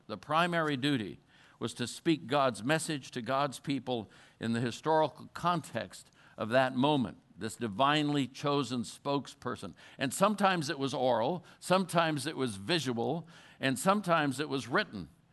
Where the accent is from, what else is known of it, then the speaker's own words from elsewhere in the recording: Colorado, United States; I'm from Colorado